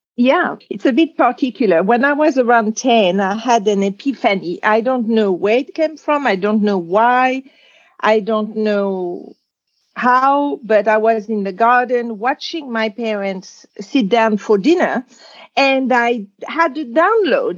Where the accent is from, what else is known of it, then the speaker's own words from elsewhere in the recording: Casablanca, Casablanca-Settat, Morocco; also born or lived in Algeria; I was born in Algeria, which was at the time a French colony. And at two years old, there was a war of independence. And my father was a farmer and he had some property near Casablanca, Morocco. So they moved